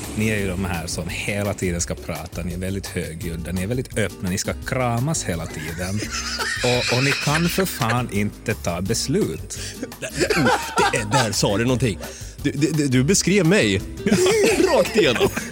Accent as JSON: {"language": "Swedish", "town": "Helsinki", "region": "Uusimaa", "country": "Finland", "tie": "born or raised there", "first_language": "Swedish", "moved": "as an adult", "lives_now": "Stockholm, Sweden", "said": "född och uppvuxen i Helsingfors"}